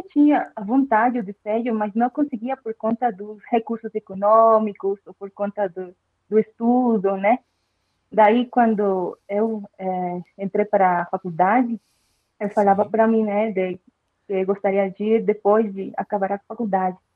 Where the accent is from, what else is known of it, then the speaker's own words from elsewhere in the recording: Bolivia; Portuguese is a second language; now in Brazil; eu sou da Bolívia, né? Que fica pertinho aí do, do Brasil.